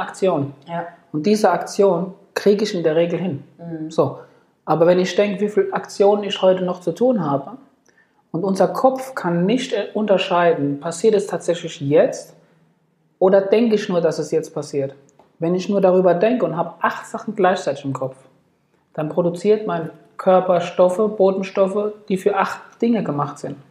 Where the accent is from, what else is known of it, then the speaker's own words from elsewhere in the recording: Ludwigshafen, Rhineland-Palatinate, Germany; also born or lived in Frankfurt / Bad Nauheim; Ludwigshafen ist jetzt sicherlich nicht die schönste Stadt, aber es ist meine Heimat